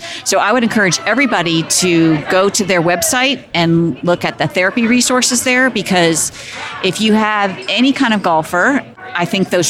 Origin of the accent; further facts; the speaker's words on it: Philadelphia, Pennsylvania, United States; I'm from Philadelphia.